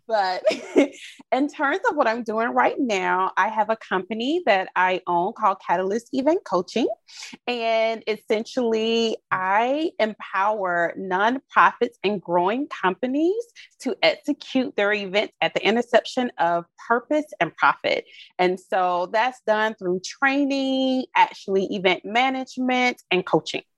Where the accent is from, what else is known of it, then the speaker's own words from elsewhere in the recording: Albany, Georgia, United States; now in Orlando, United States; I'm from Albany, Georgia, mm-hmm. originally. So it's Southwest Georgia